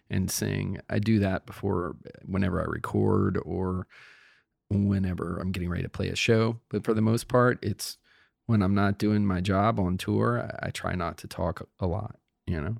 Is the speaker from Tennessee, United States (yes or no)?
no; Cape Fear, North Carolina, United States; now in Virginia, United States; I live in Virginia, but I grew up in North Carolina, and I wrote that book down in Cape Fear, North Carolina, by the coast, where I grew up